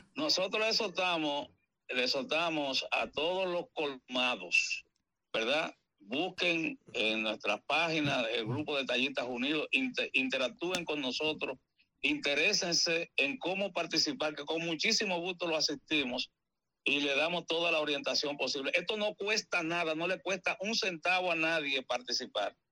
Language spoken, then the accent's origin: Spanish; San Pedro de Macorís, Dominican Republic; en San Pedro de Macorís, que es mi ciudad natal